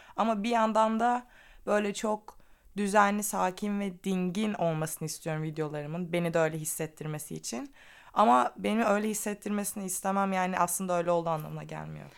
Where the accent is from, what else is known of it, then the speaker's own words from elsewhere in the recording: Black Sea Region, Turkey; also born or lived in Istanbul; now in Ireland; Asıl Karadenizliyim.